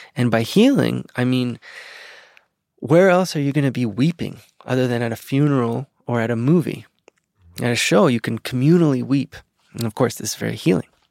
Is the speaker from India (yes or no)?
no; Venezuela; now in United States; this country that I grew up